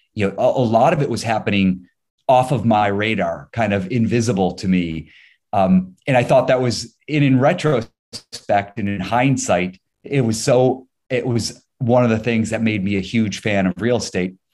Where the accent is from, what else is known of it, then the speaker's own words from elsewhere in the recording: Ohio, United States; moved away as an adult; also born or lived in New York; now in Los Angeles, United States; Born and raised in Ohio, uh, I now live in Los Angeles